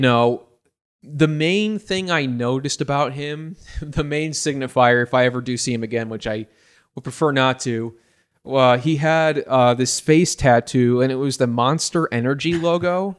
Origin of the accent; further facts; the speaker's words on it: Batavia, Illinois, United States; my hometown of, uh, Batavia, Illinois